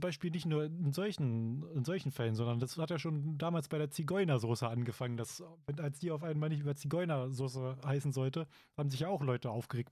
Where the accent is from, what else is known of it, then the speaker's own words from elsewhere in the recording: Germany; hier bei uns in Deutschland